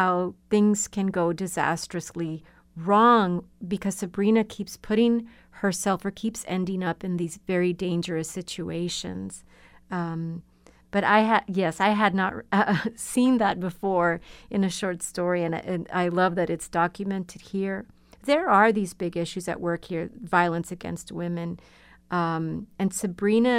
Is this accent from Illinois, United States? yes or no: no; Laredo, Texas, United States; I grew up with in Laredo, Texas